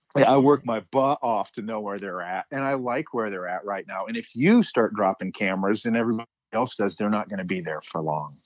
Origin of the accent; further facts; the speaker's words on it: Midwest, United States; now in Montana, United States; growing up in the Midwest, I had a, a doll, Wolfie, that I grew up